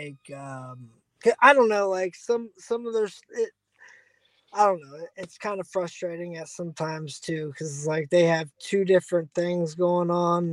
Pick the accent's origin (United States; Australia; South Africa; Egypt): United States; Dayton, Ohio; I'm from Dayton, Ohio, which is only 45 minutes from Cincinnati